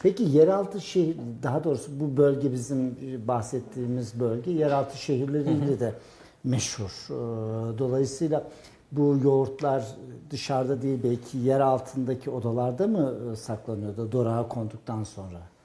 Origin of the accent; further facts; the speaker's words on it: Karayük village, Kayseri Province, Turkey; bizim köyden yani Karayük